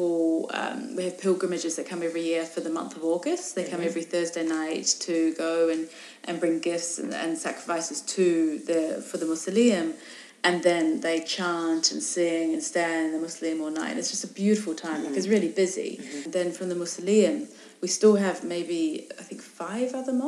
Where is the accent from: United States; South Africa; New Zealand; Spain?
New Zealand; also born or lived in England; now in Morocco; I'm originally from New Zealand, but I was in England